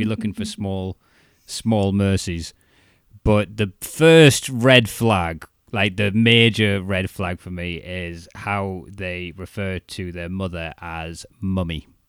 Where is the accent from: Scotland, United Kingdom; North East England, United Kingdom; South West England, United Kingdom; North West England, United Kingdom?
North East England, United Kingdom; Newcastle upon Tyne; accent: Geordie; moved away as an adult; also born or lived in Chester-le-Street; I got more Geordie the further south I mm. went, and I was known as the Toon fan